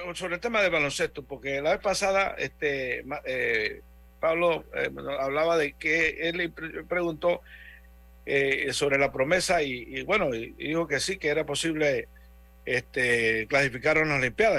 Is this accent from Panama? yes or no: yes; Panama